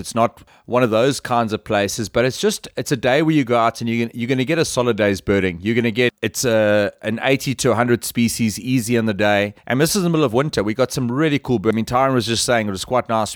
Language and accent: English; South Africa; we're all from South Africa